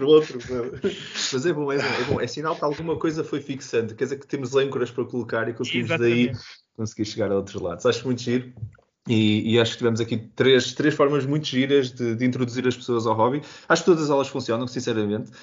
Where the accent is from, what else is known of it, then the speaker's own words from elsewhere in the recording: Porto, Norte, Portugal; eu sou do Porto